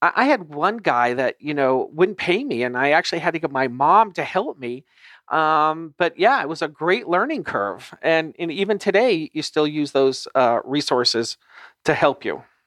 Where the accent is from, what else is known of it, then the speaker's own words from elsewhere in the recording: Los Angeles, California, United States; I grew up in Los Angeles